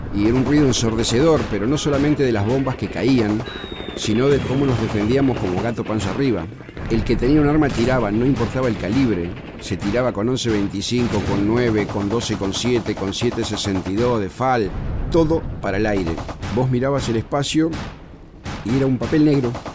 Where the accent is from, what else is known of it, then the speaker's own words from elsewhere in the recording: Buenos Aires, Argentina; Yo soy porteño, nacido en Caballito, criado en San Telmo y hice mi primaria acá en el centro, en la ciudad de Buenos Aires